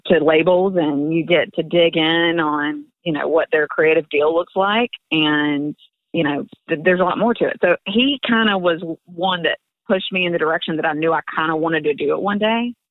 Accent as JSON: {"language": "English", "region": "Georgia", "country": "United States", "tie": "born or raised there", "moved": "as an adult", "lives_now": "Nashville, United States", "said": "I grew up in Georgia and I went to the University of Georgia."}